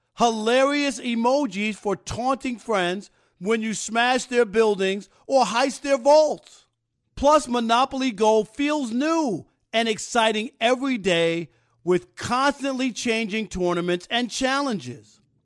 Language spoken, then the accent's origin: English; New York, United States; and Chris, I grew up in New York.